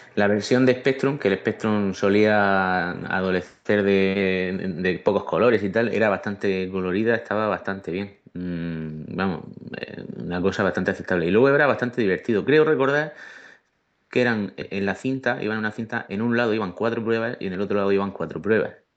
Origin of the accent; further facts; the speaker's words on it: Region of Murcia, Spain; que soy de Murcia